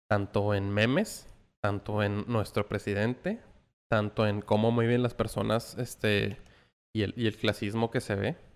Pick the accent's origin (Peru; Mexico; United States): United States; El Paso, Texas; born there; porque yo también nací en El Paso, Texas.